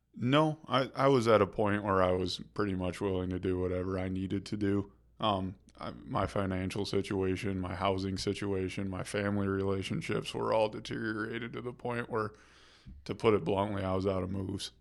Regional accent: rural town outside of Kalamazoo, Michigan, United States; moved away as an adult; now in Grand Rapids, United States; I grew up in a small rural town outside of Kalamazoo

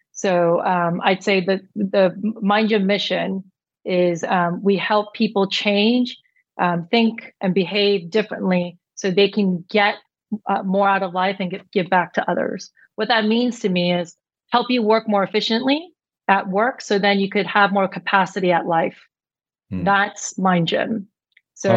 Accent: New York, United States; I was born and raised in New York

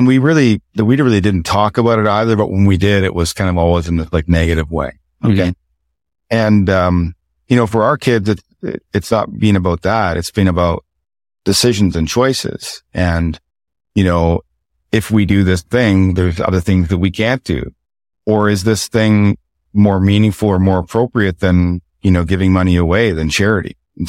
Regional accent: the Maritimes, Canada; You know, my truth was growing up in the Maritimes, you know, there was a lot of poor people

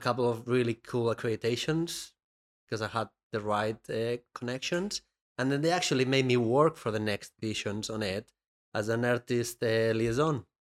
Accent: Benicàssim, Valencian Community, Spain; moved away; my hometown in Spain

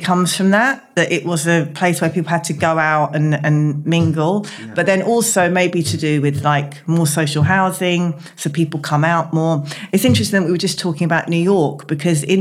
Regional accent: London, United Kingdom; also born or lived in Tottenham / Hackney; I grew up in East London and North East London. So Tottenham, Hackney, all of East London, really

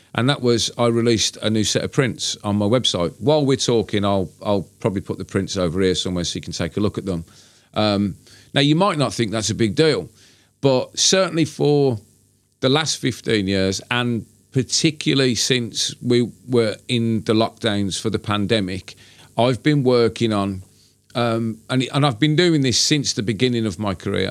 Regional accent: Birmingham, West Midlands, United Kingdom; my hometown

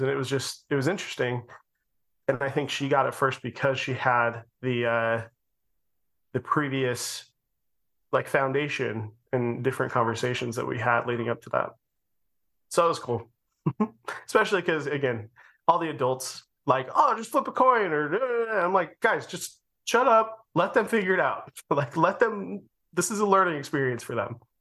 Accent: Utah, United States; we're from Utah and everyone lived around each other.

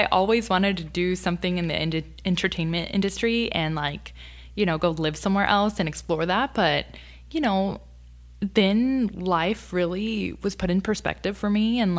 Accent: Sharyland, Texas, United States; I'm from Sherryland. Awesome. Yeah, born and raised. Like, that's where I went from elementary all the way to high school.

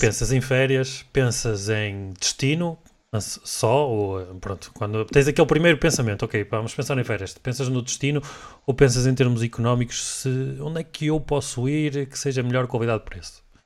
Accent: Portugal; como nós portugueses

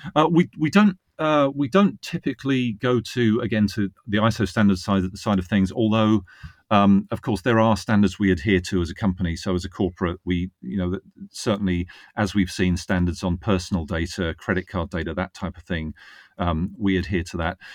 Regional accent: Northwood, East of England, United Kingdom; moved away as an adult; also born or lived in Reading; now in Virginia, United States; That was in Northwood. um, which is in Hertfordshire.

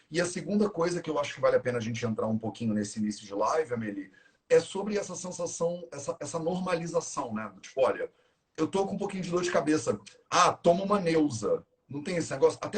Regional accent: Rio de Janeiro, Brazil; now in Paraty, Brazil; Eu sou carioca a vida inteira, vivi aqui, estudei, fiz faculdade aqui, né? fiz tudo, andei o Rio de Janeiro inteiro

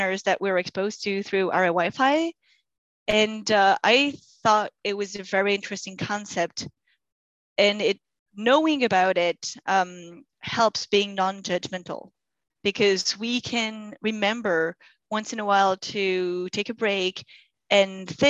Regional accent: Grenoble, Auvergne-Rhône-Alpes, France; first language French; English is a second language; moved away as an adult; also born or lived in Saudi Arabia / Germany / Spain / China; now in Canada; I come from Grenoble, surrounded by mountains.

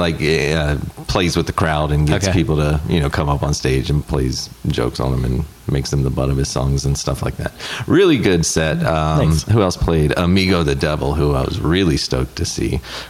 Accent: the Bible Belt, United States; now in Southern California, United States; I was raised in the Bible Belt.

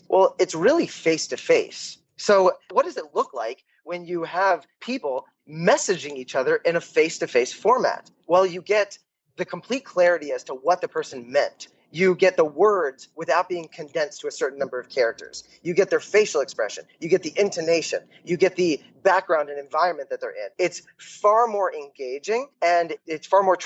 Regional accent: Columbia, Maryland, United States; moved away as an adult; also born or lived in Morristown, New Jersey; now in Israel; I was born in Columbia, Maryland. Grew up in Columbia and the suburbs around it

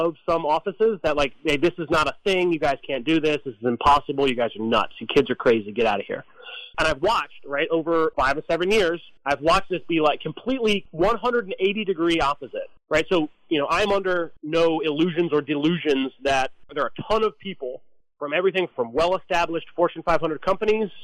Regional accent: United States; as an American

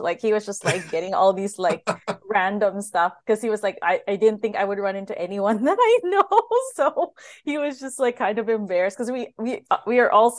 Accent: Winnipeg, Manitoba, Canada; we met the one other Winnipegger that was there.

